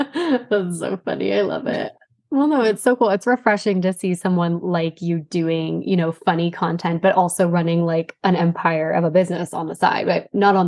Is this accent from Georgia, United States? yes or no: no; Arizona, United States; moved away; I'm from Arizona initially